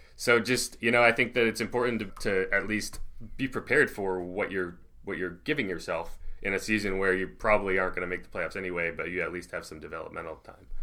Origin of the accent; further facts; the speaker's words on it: New England, United States; I grew up in New England, so, like, I understand the cold